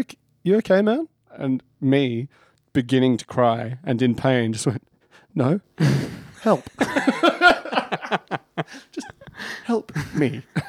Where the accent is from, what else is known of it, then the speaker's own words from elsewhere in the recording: Sunbury, Victoria, Australia; at the local pub down in where we grew up in Sunbury, in Victoria.